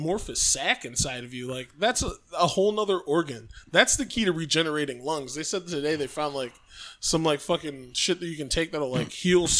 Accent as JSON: {"language": "English", "country": "Australia", "said": "I was wrong because I'm definitely from Australia, right, not from another planet."}